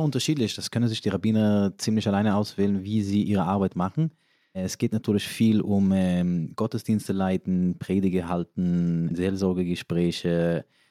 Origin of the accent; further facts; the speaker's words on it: New York, United States; first language Yiddish; German is a second language; moved away as an adult; also born or lived in Israel / Berlin; now in Germany; Also ich bin in New York aufgewachsen. Englisch war aber erst meine dritte oder vierte Sprache